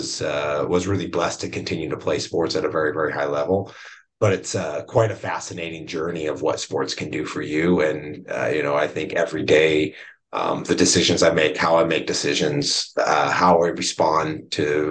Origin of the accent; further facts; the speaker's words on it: Chicago, Illinois, United States; moved away; I grew up in the Chicago area, like in my really like elementary formative years outside of Chicago